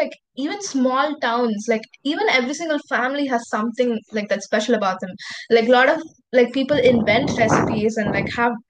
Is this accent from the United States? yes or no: no; India; all of us are Indians